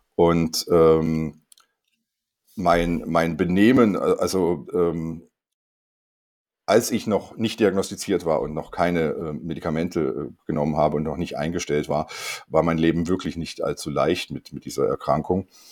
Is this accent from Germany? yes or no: no; Rheinfelden, Aargau, Switzerland; ich bin in Rheinfelden aufgewachsen